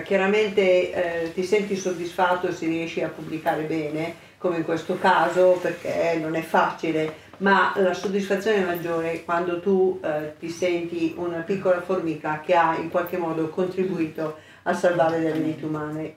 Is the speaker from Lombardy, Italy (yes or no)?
yes; Santa Maria della Versa, Lombardy, Italy; io sono dell'Oltrepo, vengo da Santa Maria della Versa